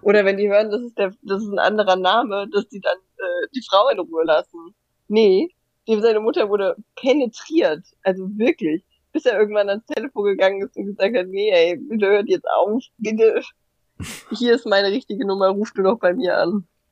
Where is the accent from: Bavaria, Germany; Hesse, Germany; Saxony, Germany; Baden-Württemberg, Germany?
Hesse, Germany; Hanau; ich bin ja bei Hanau aufgewachsen